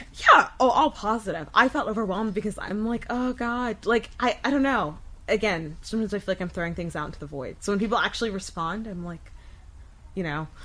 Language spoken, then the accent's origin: English; Wesley Chapel, Florida, United States; also born or lived in Tampa, Florida; my family moved to Pasco County when I was in kindergarten, and I kind of lived here for most of my life.